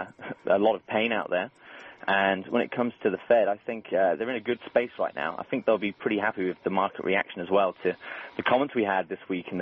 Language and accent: English; Birmingham, West Midlands, United Kingdom; I'm from Birmingham, so I'm an Aston Villa fan